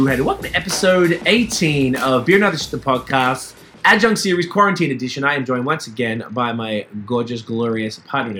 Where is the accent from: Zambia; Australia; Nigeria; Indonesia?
Australia; Melbourne, Victoria; accent: Australian; moved away as an adult; now in Canada; I'm from Melbourne, Australia.